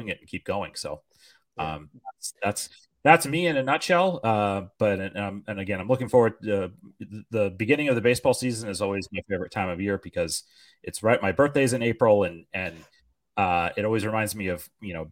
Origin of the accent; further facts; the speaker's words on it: North Conway, New Hampshire, United States; I grew up in North Conway area